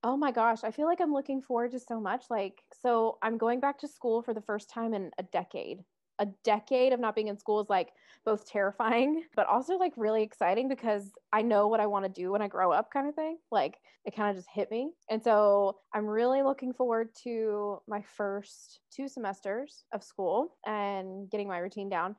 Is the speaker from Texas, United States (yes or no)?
no; Atlanta, Georgia, United States; moved away as an adult; now in Providence, United States; I was born and raised in Metro Atlanta